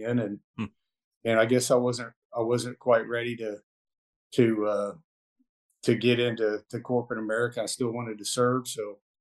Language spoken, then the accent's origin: English; Mustang, Oklahoma, United States; I am from Mustang, Oklahoma, and played sports, grew up out in the country riding horses and fishing, hunting.